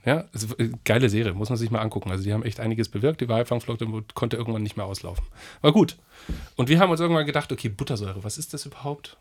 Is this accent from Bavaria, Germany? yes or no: yes; Aichach, Bavaria, Germany; bei uns in Eichach